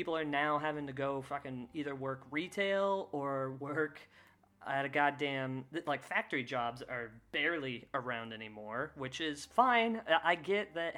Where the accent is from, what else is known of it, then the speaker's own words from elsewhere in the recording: Kansas, United States; Growing up, I grew up in Kansas